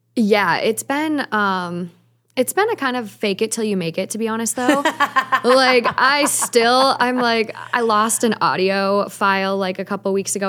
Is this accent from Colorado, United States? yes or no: no; Minnesota, United States; now in Los Angeles, United States; I'm from Minnesota